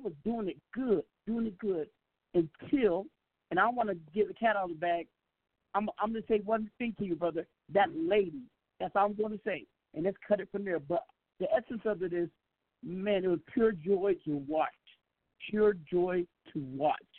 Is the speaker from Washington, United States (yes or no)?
yes; Seattle, Washington, United States; I'm from the West Coast. I'm from the 206, where pimping and pattering is a daily lifestyle